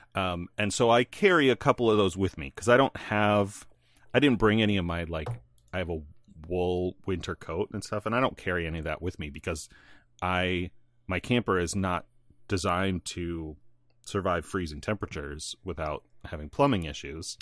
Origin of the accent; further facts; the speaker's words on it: northern Illinois, United States; moved away; also born or lived in North Carolina / northern Indiana; I grew up in Illinois until I wa-, n, in nor-, northern Illinois, like past Chicago, almost Wisconsin